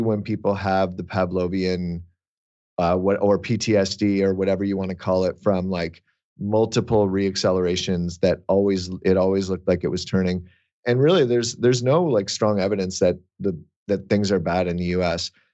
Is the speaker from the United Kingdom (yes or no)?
no; Canada; I'm Canadian